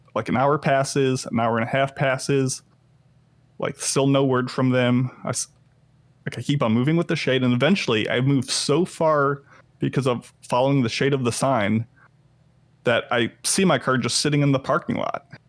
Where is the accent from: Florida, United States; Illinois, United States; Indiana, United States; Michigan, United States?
Illinois, United States; moved away; Illinois, which is where my hometown is